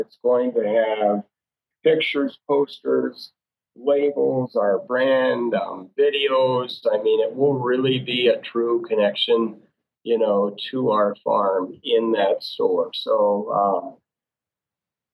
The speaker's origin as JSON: {"language": "English", "town": "Fergus Falls", "region": "Minnesota", "country": "United States", "tie": "born or raised there", "said": "in Fergus Falls, my hometown"}